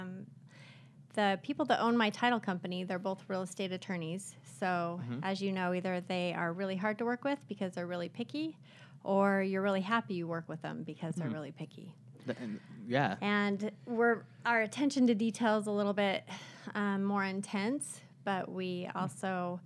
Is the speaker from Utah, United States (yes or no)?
yes; Utah, United States; I born and raised in Utah